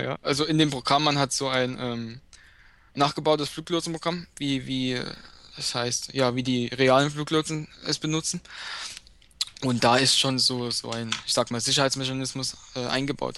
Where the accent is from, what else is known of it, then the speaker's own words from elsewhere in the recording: Dresden, Saxony, Germany; ich komme aus Dresden